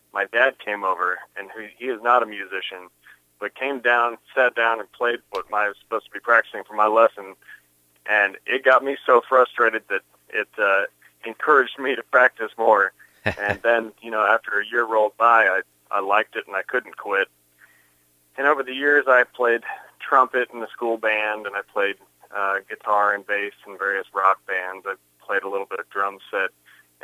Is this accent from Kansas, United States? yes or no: yes; Kansas City, Kansas, United States; I was born right here in Kansas City, in Shawnee Mission Medical Center